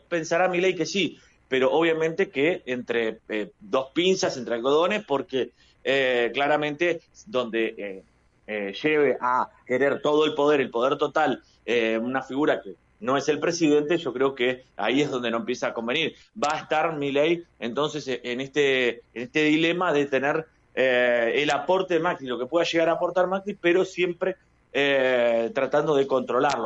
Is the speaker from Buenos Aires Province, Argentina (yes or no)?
yes; Bahía Blanca, Buenos Aires Province, Argentina; como bahiense y también porque conozco a, varios de, mi tierra